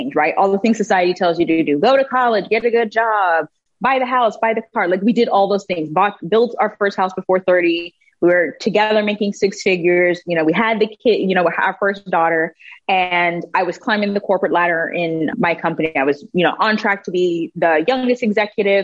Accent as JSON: {"language": "English", "region": "Texas", "country": "United States", "tie": "born or raised there", "also_born_or_lived": "Germany / Panama", "moved": "as an adult", "said": "My entire family is from Panama, so I'm Afro-Latina. But I grew up in Texas"}